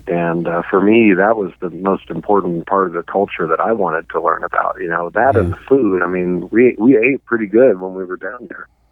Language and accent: English; Arkansas, United States; moved away as an adult; also born or lived in Oklahoma; now in Montana, United States; Arkansas and Oklahoma is where I grew up, and then but I came to Montana to go to college